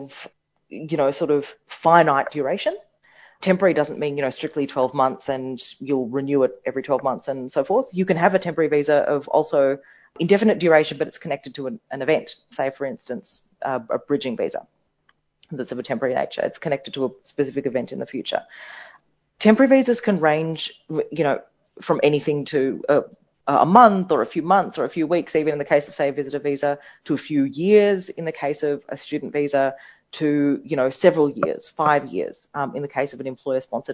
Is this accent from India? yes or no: yes; India; now in Australia; I was born in India